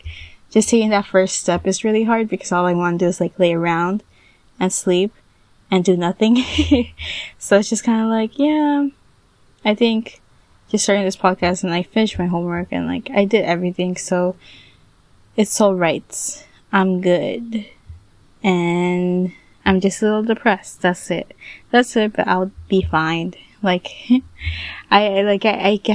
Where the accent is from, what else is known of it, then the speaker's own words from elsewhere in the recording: United States; I was born here in the United States